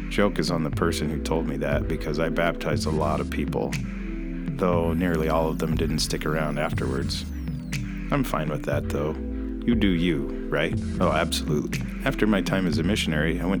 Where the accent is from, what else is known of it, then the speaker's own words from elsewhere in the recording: Alaska, United States; also born or lived in Washington; I'm a human male who was born in Washington and now live in Alaska